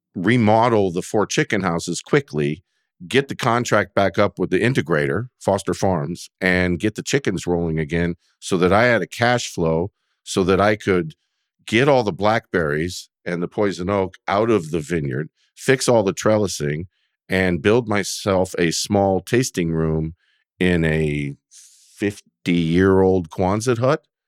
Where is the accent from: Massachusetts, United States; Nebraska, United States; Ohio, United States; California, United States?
California, United States; Sonoma County; moved away as an adult; now in Oregon, United States; I was born and raised in Sonoma County